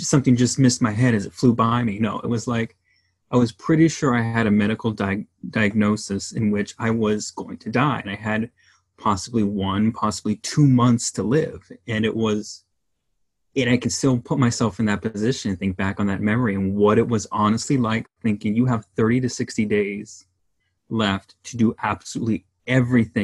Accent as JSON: {"language": "English", "town": "Los Angeles", "region": "California", "country": "United States", "tie": "born or raised there", "said": "growing up in Southern California, the Los Angeles"}